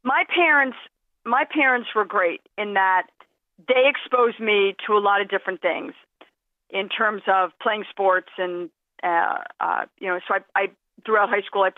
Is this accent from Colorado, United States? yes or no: no; Philadelphia, Pennsylvania, United States; I growing up in Philadelphia